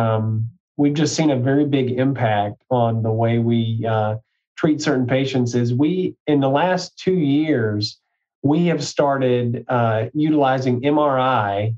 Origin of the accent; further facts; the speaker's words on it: Mississippi, United States; also born or lived in Georgia; I was born in Mississippi. So I'm a Mississippi native.